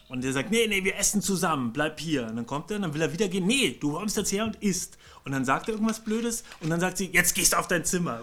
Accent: Bavaria, Germany; ich komme ja aus Bayern

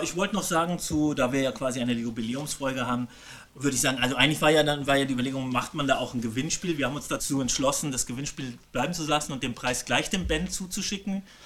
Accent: Germany; Bei uns in Deutschland

